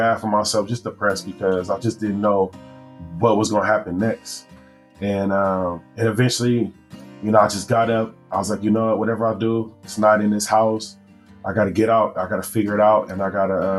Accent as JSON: {"language": "English", "town": "Los Angeles", "region": "California", "country": "United States", "tie": "born or raised there", "also_born_or_lived": "Washington, D.C.", "said": "I am from Los Angeles, California. I was born in Washington, D.C., but raised in Southern California."}